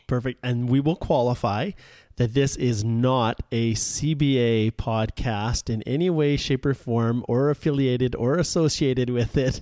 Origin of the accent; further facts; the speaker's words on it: Western Canada, Canada; I'm from Western Canada here